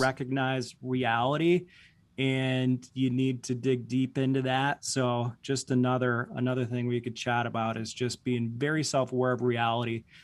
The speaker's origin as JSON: {"language": "English", "town": "Boyne City", "region": "Michigan", "country": "United States", "tie": "born or raised there", "moved": "as an adult", "lives_now": "Grand Rapids, United States", "said": "I grew up in a very small town in northern Michigan, uh, Boyne City"}